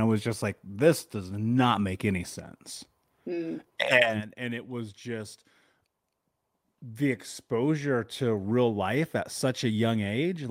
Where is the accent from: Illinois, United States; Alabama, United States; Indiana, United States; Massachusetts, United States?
Indiana, United States; Indianapolis; I grew up in Indiana, in Indianapolis, in America, the middle of the country, in the 80s.